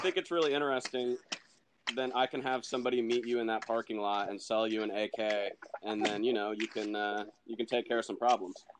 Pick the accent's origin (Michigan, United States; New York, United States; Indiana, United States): Indiana, United States; I'm a writer from Indiana